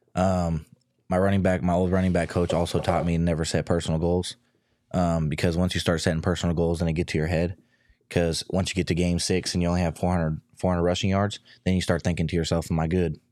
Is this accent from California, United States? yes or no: yes; near Sacramento, California, United States; moved away as an adult; now in Arizona, United States; being at Sacramento, I was twenty minutes from my hometown